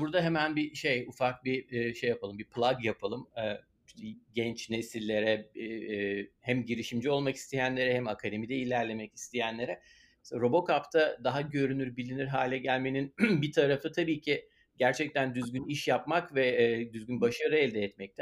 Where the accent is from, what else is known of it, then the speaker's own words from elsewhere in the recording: Istanbul, Turkey; moved away as an adult; now in Pittsburgh, United States; İstanbul'da doğduk, büyüdük. Hayatımızın önemli bir kısmını orada geçirdik